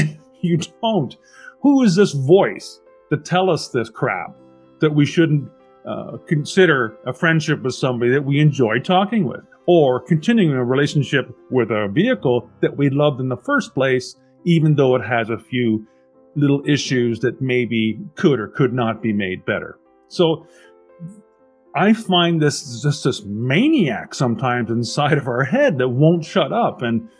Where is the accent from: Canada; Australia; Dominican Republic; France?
Canada; Burnaby, British Columbia; also born or lived in Vancouver; I was born in 1965 in Vancouver. I lived in Burnaby with my parents until I was 19, and then I went to the University of British Columbia